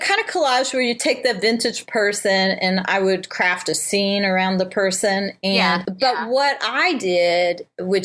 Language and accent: English; Cincinnati, Ohio, United States; also born or lived in Northern California; now in St. Louis, United States; my hometown of Cincinnati